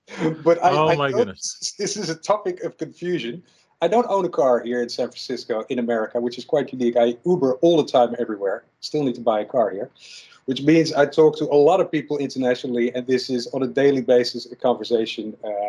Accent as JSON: {"language": "English", "town": "Arnhem", "region": "Gelderland", "country": "Netherlands", "tie": "born or raised there", "also_born_or_lived": "South Holland / Rotterdam / London", "moved": "as an adult", "lives_now": "United States", "said": "originally I'm from Zuid-Holland, near Rotterdam. Is where my parents grew up, and they had me as a little baby. But before I was one, I went to Arnhem near the German border, and that's where I grew up."}